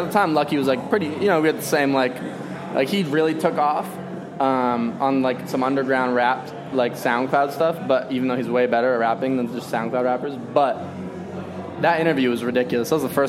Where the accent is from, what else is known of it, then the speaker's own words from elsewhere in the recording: Arizona, United States; I grew up in Arizona in a Republican household.